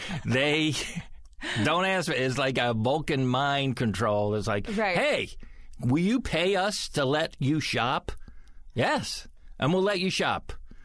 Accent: United States; I grew up in America. That's where I grew up.

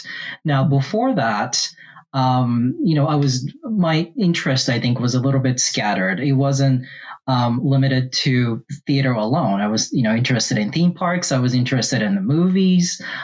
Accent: Japan; now in Charlotte, United States; I was born and raised in Japan, and I was raised in different parts of Japan

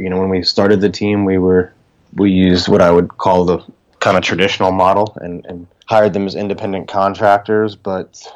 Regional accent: South Florida, United States; moved away as an adult; now in Arlington, Virginia, United States; I'm originally from South Florida, so I never really thought I would leave.

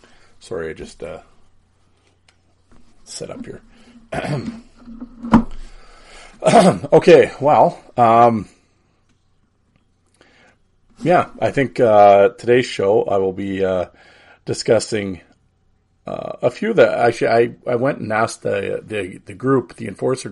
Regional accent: Saskatoon, Saskatchewan, Canada; We grew up together in Saskatoon

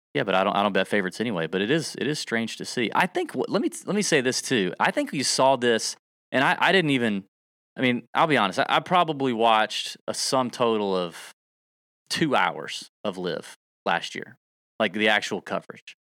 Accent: the South, United States; I'm from the South.

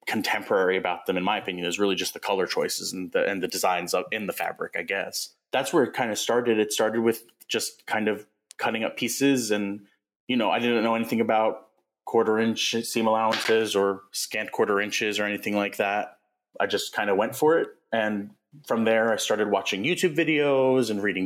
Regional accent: West Babylon, New York, United States; moved away as an adult; also born or lived in Seattle, Washington; I grew up in West Babylon

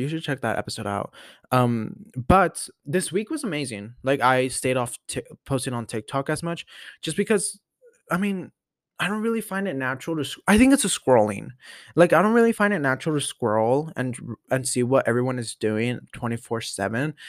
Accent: Denver, Colorado, United States; I was born in Denver. Born and raised.

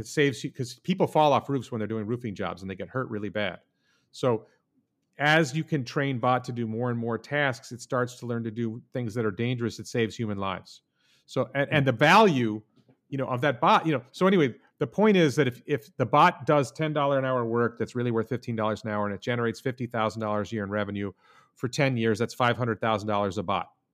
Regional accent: Guilderland, New York, United States; also born or lived in Houston, Texas / Stanford, California / Japan; I mostly grew up in the Albany, New York area, in the town

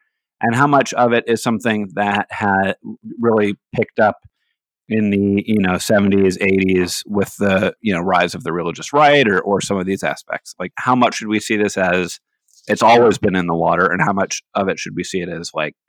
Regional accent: United States; also born or lived in Hawaii, United States / Seattle, Washington, United States; now in Wheaton, United States; But I grew up out west. I grew up in Hawaii, where nationalism just isn't as much of a thing. I grew up, you know, out west in Seattle, that has its own kind of cultural things and very conservative churches

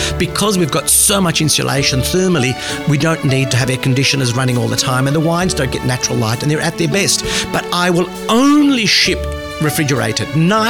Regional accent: Australia; because, you know, we come from Australia.

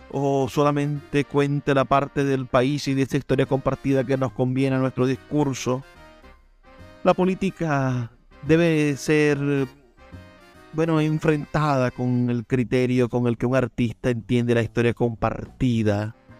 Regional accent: Venezuela; siendo venezolanos

